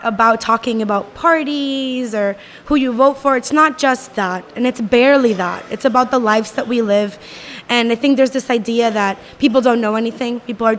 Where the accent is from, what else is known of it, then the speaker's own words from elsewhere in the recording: San Juan, Puerto Rico; I am from Rio Piedras, Puerto Rico